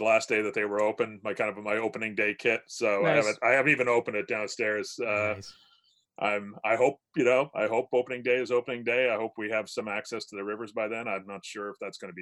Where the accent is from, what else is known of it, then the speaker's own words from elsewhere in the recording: Hamilton, Ontario, Canada; also born or lived in Georgetown, Ontario; I'm from Hamilton too. I grew up here. So I grew up on the mountain